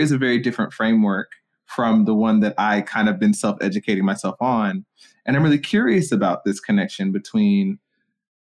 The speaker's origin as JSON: {"language": "English", "town": "Stone Mountain", "region": "Georgia", "country": "United States", "tie": "born or raised there", "said": "I grew up in Stone Mountain, you know, next to a Klansman"}